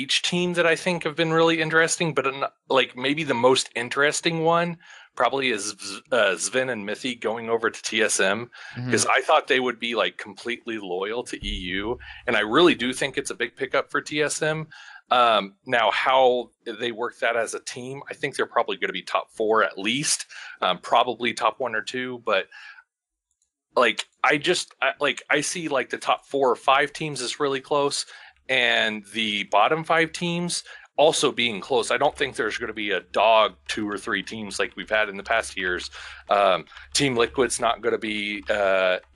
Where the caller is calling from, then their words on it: Kansas, United States; I'm calling from Kansas